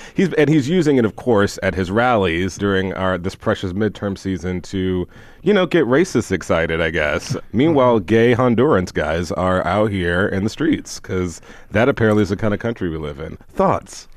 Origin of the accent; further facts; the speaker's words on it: Houston, Texas, United States; I'm from I mean, Houston, Texas, and I remember growing up never understanding because I grew up in Houston